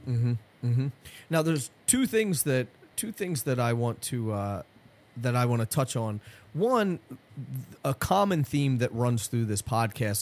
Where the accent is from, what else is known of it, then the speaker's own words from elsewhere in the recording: Philadelphia, Pennsylvania, United States; now in New Jersey, United States; I am from originally from Philadelphia